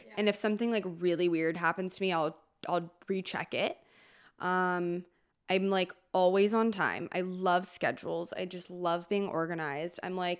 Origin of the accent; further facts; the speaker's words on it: Calabasas, California, United States; I'm from Calabasas.